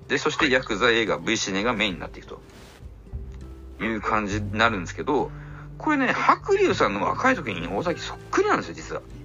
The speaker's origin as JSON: {"language": "Japanese", "region": "Fukuoka", "country": "Japan", "moved": "as an adult", "lives_now": "Tokyo, Japan", "said": "何にも東京のこと知らない博多から来た僕がですよ"}